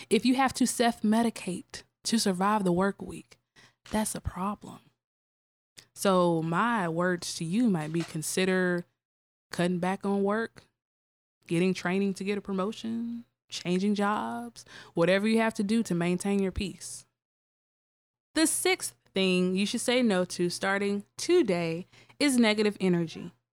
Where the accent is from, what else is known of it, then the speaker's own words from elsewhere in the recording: Tougaloo, Mississippi, United States; I am from Ridgeland, Mississippi